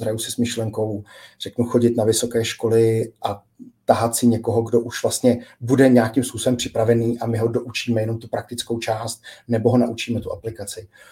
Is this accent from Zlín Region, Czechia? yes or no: no; Prague, Czechia; jsem sám z Prahy a okolí